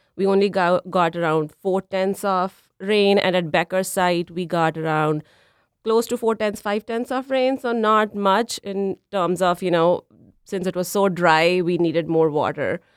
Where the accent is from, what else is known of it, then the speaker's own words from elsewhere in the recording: Punjab, India; moved away as an adult; also born or lived in Nebraska, United States; now in Minnesota, United States; So I am originally from India. Uh, my hometown is in Punjab. It's a northern state in India.